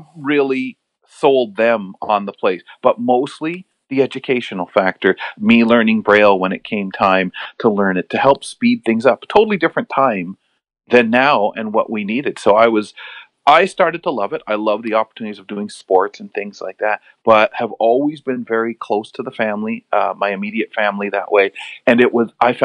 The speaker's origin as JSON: {"language": "English", "town": "London", "region": "Ontario", "country": "Canada", "tie": "born or raised there", "also_born_or_lived": "Montreal, Quebec", "said": "an area called Byron. So I really loved Byron. I could ride my bike around safely."}